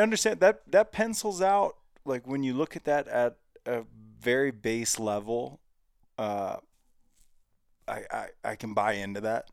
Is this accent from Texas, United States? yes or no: no; Cincinnati, Ohio, United States; now in Montana, United States; I grew up in Cincinnati.